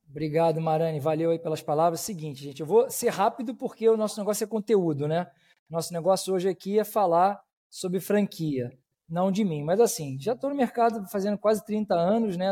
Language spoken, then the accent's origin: Portuguese; Rio de Janeiro, Brazil; eu, eu sou do Rio, né? somos, somos aqui do Rio de Janeiro